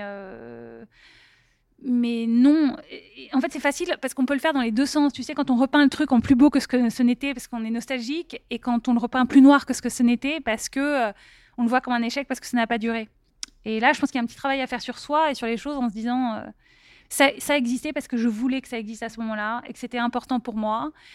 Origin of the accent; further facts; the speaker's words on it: Paris, Île-de-France, France; moved away as an adult; also born or lived in Silicon Valley; je viens d'Europe, je viens de Paris